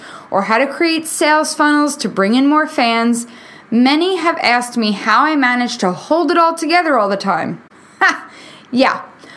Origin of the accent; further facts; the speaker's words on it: New York, United States; moved away as an adult; now in Nashville, United States; Being born and raised in New York